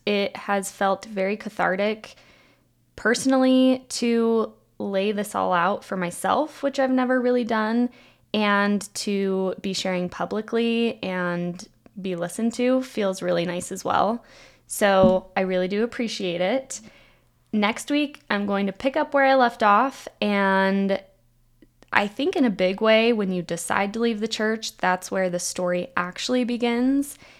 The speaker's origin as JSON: {"language": "English", "town": "Provo", "region": "Utah", "country": "United States", "tie": "born or raised there", "also_born_or_lived": "Germany / San Francisco", "moved": "as an adult", "said": "I grew up in Provo, Utah"}